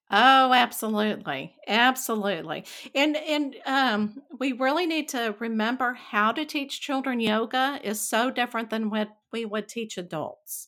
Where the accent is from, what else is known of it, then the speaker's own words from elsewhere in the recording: Texas, United States; growing up in Texas and the Bible Belt